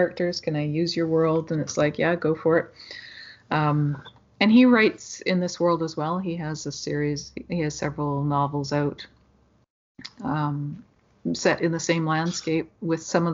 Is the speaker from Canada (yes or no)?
yes; Ashcroft, British Columbia, Canada; moved away; I was from Ashcroft, which is a little